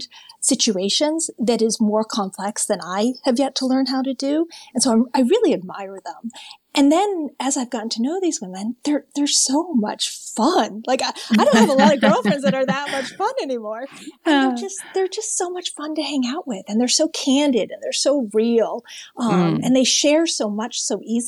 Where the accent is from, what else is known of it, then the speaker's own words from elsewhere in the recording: Maine, United States; I'm from New England. I'm from Maine.